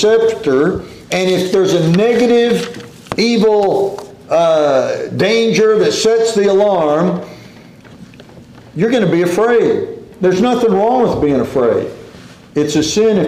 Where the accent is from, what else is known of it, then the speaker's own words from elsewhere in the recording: Corpus Christi, Texas, United States; we grew up in Corpus Christi